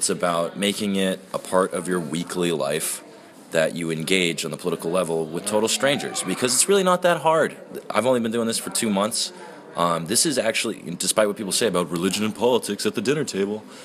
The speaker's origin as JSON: {"language": "English", "region": "Massachusetts", "country": "United States", "tie": "born or raised there", "moved": "yes", "lives_now": "New Hampshire, United States", "said": "I was born in Massachusetts, but yeah, I live in New Hampshire."}